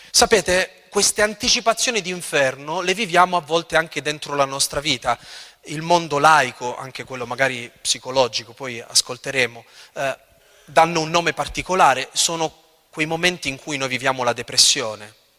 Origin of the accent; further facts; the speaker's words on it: L'Aquila, Abruzzo, Italy; io vengo dall'Aquila e ho sperimentato la tragedia del terremoto dell'Aquila